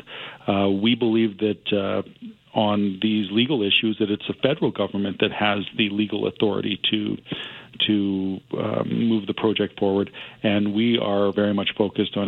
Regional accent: Canada; as a Canadian

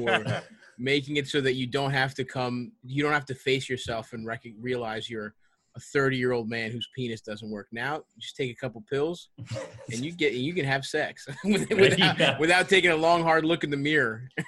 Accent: Baltimore, Maryland, United States; moved away as an adult; I grew up in Southeast Baltimore, Greektown. Yeah, I grew up there, went to city schools, the whole thing. And I basically lived in Baltimore the whole time until I moved.

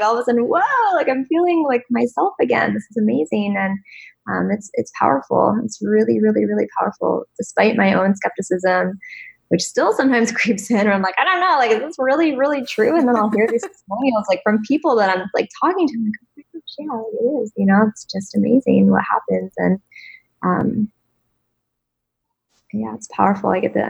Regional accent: East Coast, United States; I grew up on the East Coast where it was like very, just a different kind of like

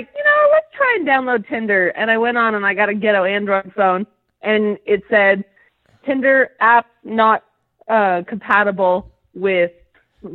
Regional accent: California, United States; moved away as an adult; also born or lived in Utah; now in New Jersey, United States; I'm from California

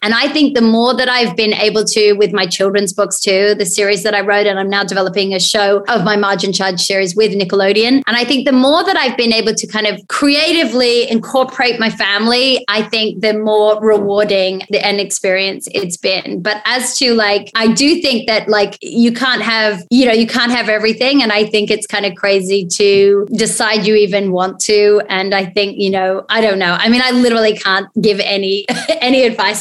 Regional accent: Australia; as an Aussie

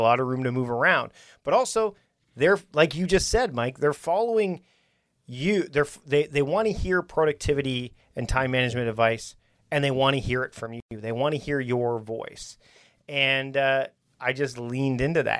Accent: Victoria, British Columbia, Canada; We're here in my town, my hometown of Victoria

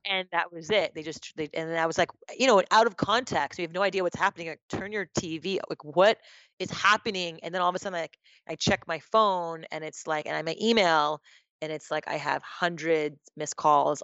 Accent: Montreal, Quebec, Canada; I was born and raised in Montreal, Canada, to a Japanese mother and an Indian father from India

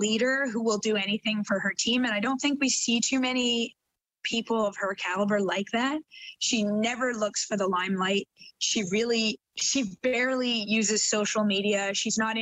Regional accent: Canada; moved away as an adult; now in England, United Kingdom; I live in England now, I work in England. I'm Canadian through and through, but I work abroad.

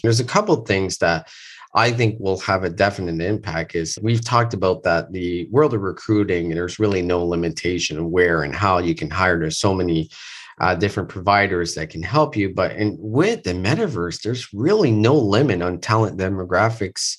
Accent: Moncton, New Brunswick, Canada; moved away; I am in Moncton, New Brunswick, which is my hometown. I have not been here in almost three years

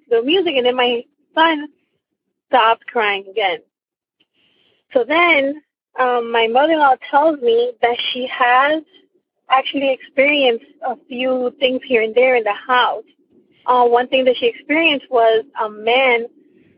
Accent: Miami, Florida, United States; I am from Miami, Florida

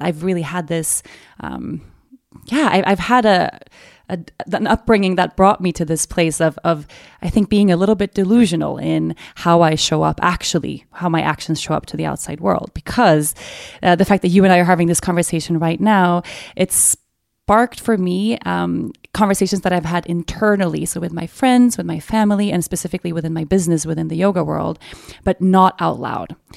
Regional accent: Stockholm, Stockholm County, Sweden; born and raised in Sweden

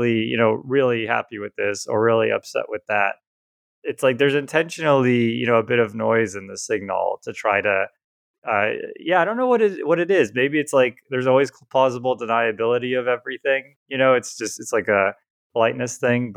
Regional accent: Southeast, United States; now in California, United States; Patrick and I grew up on the East Coast, or I guess maybe you'd call it the South. I mean, Southeast

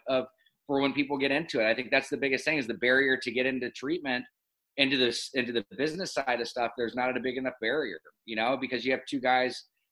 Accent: Laguna Beach, California, United States; also born or lived in Los Angeles, California; born and raised in Newport at Hogue Hospital, and then grew up in Laguna Beach, California.

